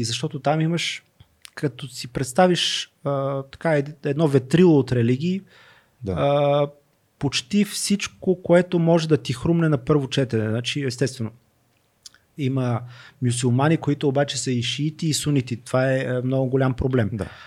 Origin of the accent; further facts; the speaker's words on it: Northwestern Bulgaria, Bulgaria; Аз все пак съм роден в Северо-Западна България